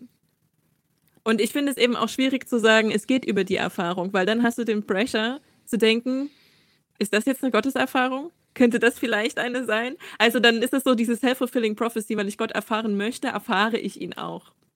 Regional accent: southeastern Saxony, Germany; moved away as an adult; now in Halle, Germany; aufgewachsen in der Diaspora in Südostsachsen

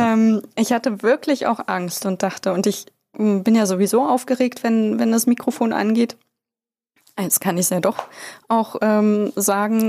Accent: Bad Saarow, Brandenburg, Germany; moved away; Ich bin ja in Bazzaro geboren

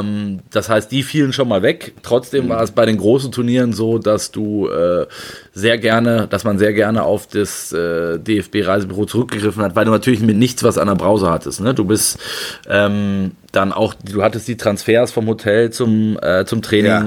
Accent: Frankfurt, Hesse, Germany; moved away; Ich bin in Frankfurt, fühle ich mich sehr wohl, wie du weißt, meine alte Heimat

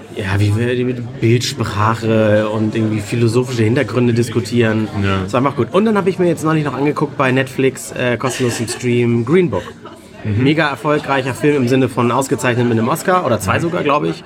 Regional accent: Hamburg, Germany; Das ist hier in Hamburg Bei uns im Norden, wo wir alle herkommen

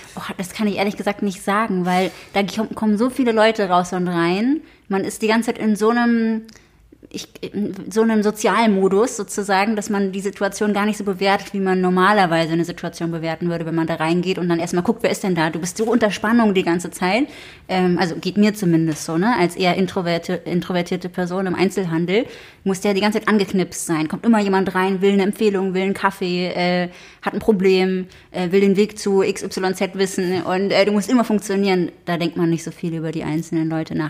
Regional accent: Berlin, Germany; ich bin in Kreuzberg aufgewachsen

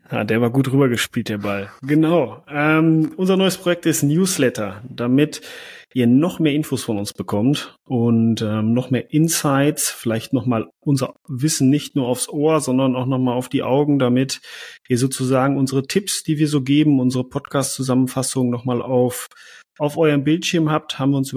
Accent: North Rhine-Westphalia, Germany; Ich sage immer einfach ein, sagen wir bei uns im Münsterland so.

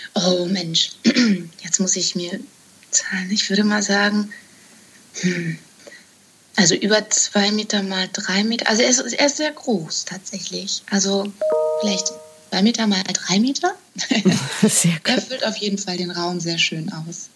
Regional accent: outskirts of Hamburg, Germany; ich bin auf dem Land aufgewachsen oder am Rande von Hamburg

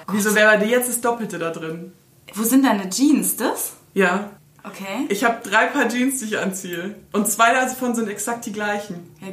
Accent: France; Ja, aber als Französin kann

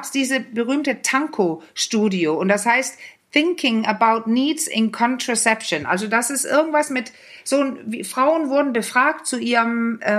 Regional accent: Denmark; Übrigens, was ich immer so witzig fand, ich als Dänin

